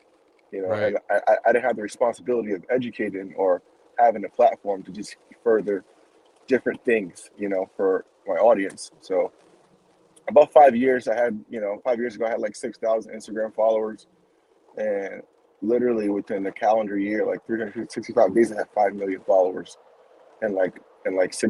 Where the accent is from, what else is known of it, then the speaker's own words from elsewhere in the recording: Rhode Island, United States; moved away; I come from New England, Rhode Island